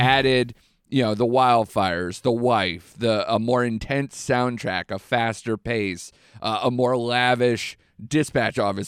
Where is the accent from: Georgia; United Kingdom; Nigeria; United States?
United States; I'm an American